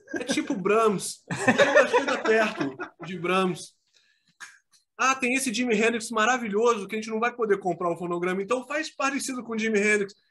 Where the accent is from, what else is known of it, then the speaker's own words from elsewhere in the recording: Rio de Janeiro, Brazil; moved away as an adult; also born or lived in Petrópolis; eu saí do Rio de Janeiro, eu morei 20 anos no Rio.